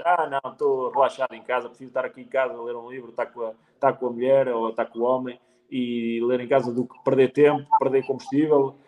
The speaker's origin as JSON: {"language": "Portuguese", "town": "Penacova", "region": "Centro", "country": "Portugal", "said": "eu sou de Penacova, que é literalmente ao lado"}